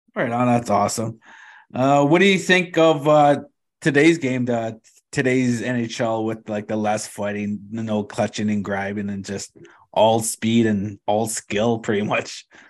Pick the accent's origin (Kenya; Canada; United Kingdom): Canada; Thunder Bay, Ontario; I grew up in Thunder Bay